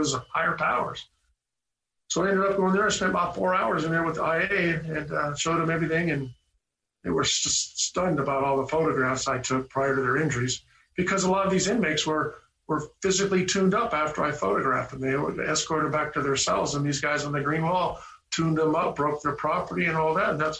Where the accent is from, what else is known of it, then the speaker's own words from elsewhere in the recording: Camarillo, California, United States; I grew up in Camarillo, California